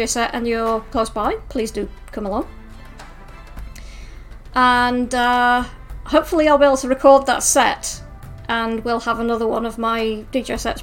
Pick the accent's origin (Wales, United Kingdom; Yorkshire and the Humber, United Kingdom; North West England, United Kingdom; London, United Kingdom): Yorkshire and the Humber, United Kingdom; Sheffield; my hometown of Sheffield